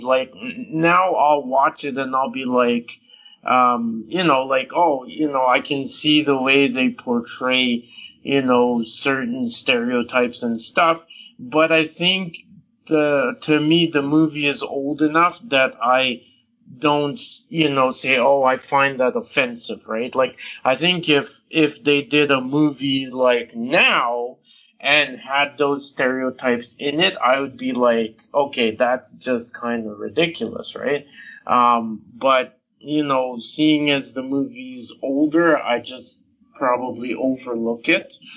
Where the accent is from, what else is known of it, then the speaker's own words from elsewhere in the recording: Jamaica; I'm Jamaican